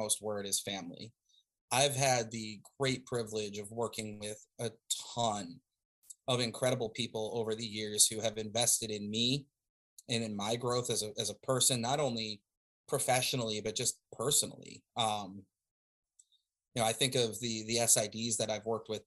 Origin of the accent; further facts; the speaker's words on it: Easthampton, Massachusetts, United States; East Hampton, which is my hometown.